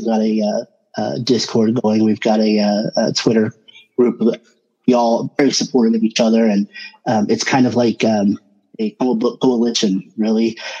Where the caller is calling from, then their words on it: Oklahoma, United States; Oklahoma, Bonita.